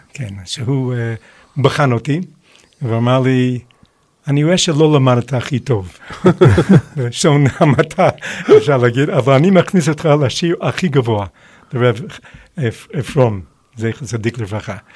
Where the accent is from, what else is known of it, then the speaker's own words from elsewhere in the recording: United States; moved away as an adult; now in Israel; אני נולדתי בארצות הברית, ולמד- ולמדתי בישיבת אוניברסיטה